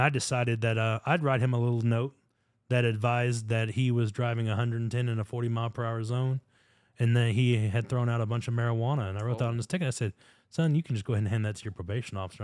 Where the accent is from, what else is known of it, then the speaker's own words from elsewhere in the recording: United States; being born American